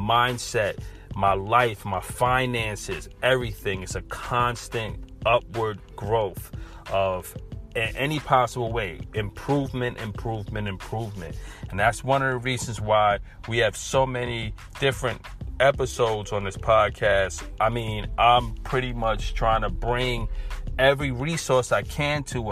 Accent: New York City, New York, United States; I'm from Brooklyn, New York

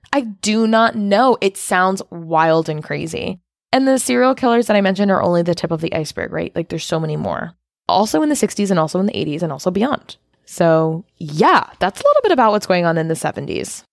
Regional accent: United States

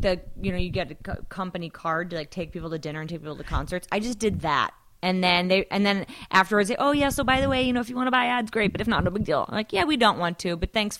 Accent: St. Louis, Missouri, United States; also born or lived in Chicago; now in Los Angeles, United States; I didn't think I'd live in LA for more than a year or two. I'm from St. Louis, Missouri, then lived in Chicago. Came out here for a job and a boyfriend at the time.

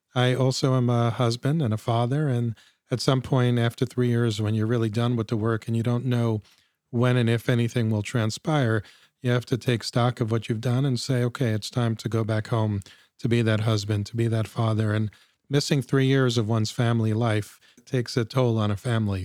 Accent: United States; as an American Jew

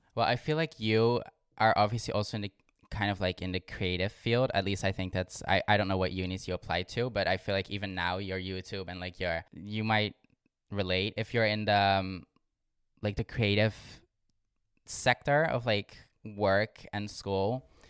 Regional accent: Limburg, Netherlands; born or raised there; moved away as an adult; now in Amsterdam, Netherlands

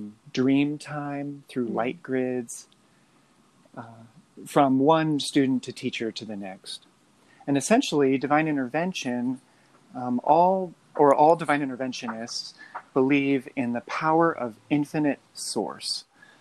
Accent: Midwest, United States; now in Moab, United States; I live in Moab, Utah. Mm. I grew up in the Midwest, single parent, moved around quite a bit. I was raised Pentecostal

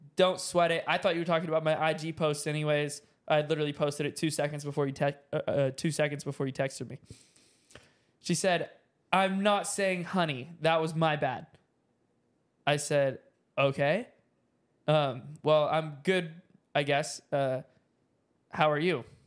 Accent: the South, United States; now in Dallas, United States; I'm from the South

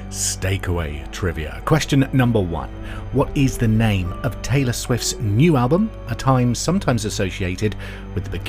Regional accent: Scotland, United Kingdom; Me being Scottish feels like I need to defend them.

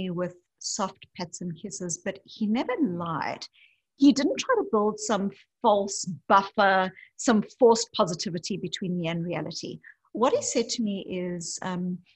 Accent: South Africa; moved away; I grew up as a white South African in apartheid South Africa

